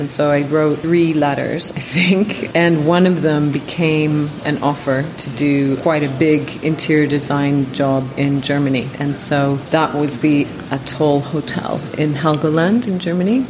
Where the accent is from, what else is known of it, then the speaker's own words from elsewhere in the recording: Welland, Ontario, Canada; moved away as an adult; also born or lived in Guelph, Ontario / Waterloo, Ontario; now in London, United Kingdom; I moved from Welland to Guelph when I was 13 the house I grew up in was a kind of wonderful big old house